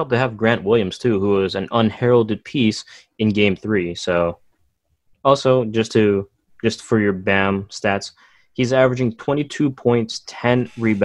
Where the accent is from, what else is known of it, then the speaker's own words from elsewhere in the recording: Philippines; I'm Filipino